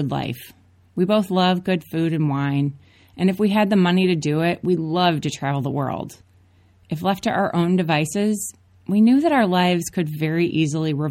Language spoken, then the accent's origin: English; Minneapolis, Minnesota, United States; moved away; I grew up in Minneapolis.